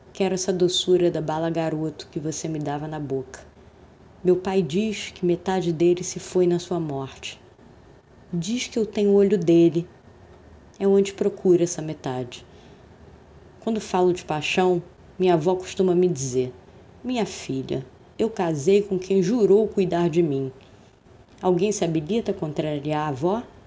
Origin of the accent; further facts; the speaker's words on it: Brazil; sou brasileira